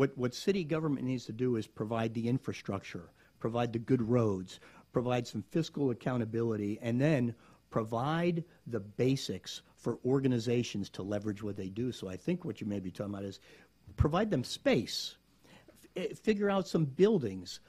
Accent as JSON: {"language": "English", "region": "South Florida", "country": "United States", "tie": "born or raised there", "lives_now": "Gainesville, United States", "said": "I grew up in South Florida"}